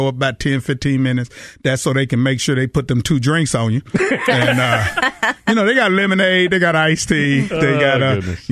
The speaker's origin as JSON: {"language": "English", "region": "Texas", "country": "United States", "also_born_or_lived": "Los Angeles", "moved": "yes", "said": "I'm from Texas"}